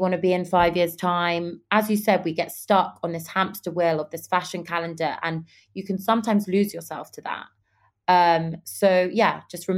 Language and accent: English; London, United Kingdom; also born or lived in Dubai / New York / Los Angeles; I'm from London, obviously, and I'm from a family of entrepreneurs.